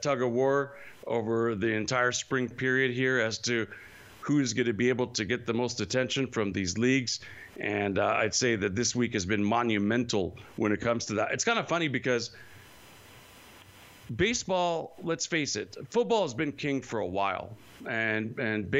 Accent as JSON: {"language": "English", "town": "Modesto", "region": "California", "country": "United States", "moved": "yes", "said": "I am originally from Modesto, so I got 209 in my heart all the way"}